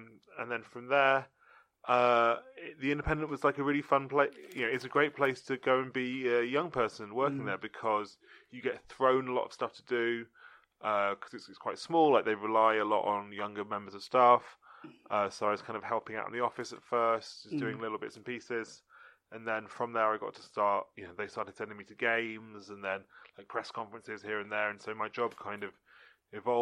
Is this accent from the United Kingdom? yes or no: yes; London, United Kingdom; I'm from London